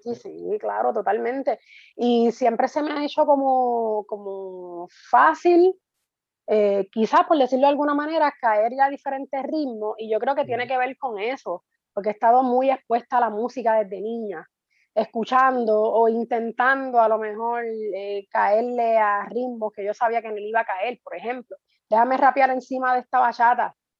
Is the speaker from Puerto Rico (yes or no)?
yes; Guaynabo, Puerto Rico; now in Canóvanas, Puerto Rico; Soy natural de Guaynabo, actualmente vivo en Canóvana, tengo 11 años ya viviendo en Canóvana